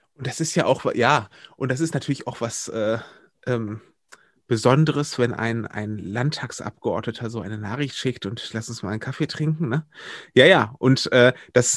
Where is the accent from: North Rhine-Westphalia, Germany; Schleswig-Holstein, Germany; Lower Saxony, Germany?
North Rhine-Westphalia, Germany; Wuppertal; moved away as an adult; also born or lived in Berlin / Brandenburg / Oldenburg; now in Kamp-Lintfort, Germany; ich bin gebürtiger Wuppertaler und dann, ähm, nachdem ich dort meine Jugend verbracht habe